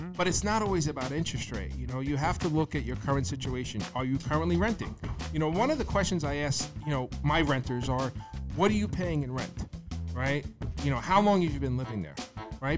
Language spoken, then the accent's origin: English; Bayonne, New Jersey, United States; I grew up in Bayonne, New Jersey